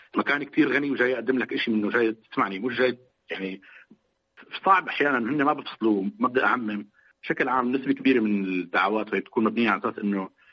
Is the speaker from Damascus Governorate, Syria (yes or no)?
yes; Damascus, Damascus Governorate, Syria; انا كفلسطيني مثلا كنت عايش بمخيم اليرموك